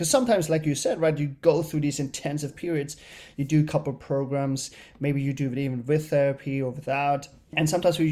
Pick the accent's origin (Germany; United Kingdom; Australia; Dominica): Germany; moved away as an adult; now in New York, United States; I grew up in Germany as an only child